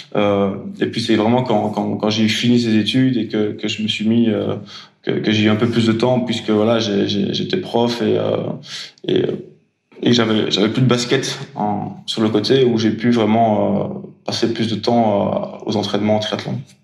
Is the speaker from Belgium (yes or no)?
yes; Belgium; je suis belge